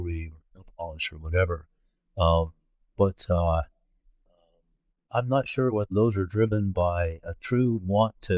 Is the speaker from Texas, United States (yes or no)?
no; Georgia, United States; moved away; that's my hometown 40 years later. Which is one of the reasons I left